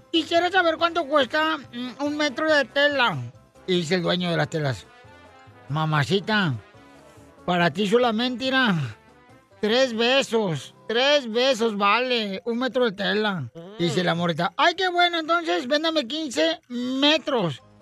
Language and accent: Spanish; Wasabi, Sinaloa, Mexico; Yo soy de Wasabi, Sinaloa. No sé si conoce Wasabi.